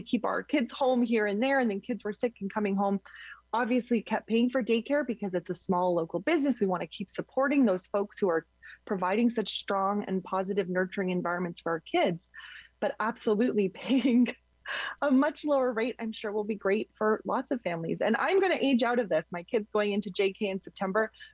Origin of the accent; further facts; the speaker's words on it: Quebec, Canada; now in Ontario, Canada; I grew up in Quebec, and so many of my friends are in Quebec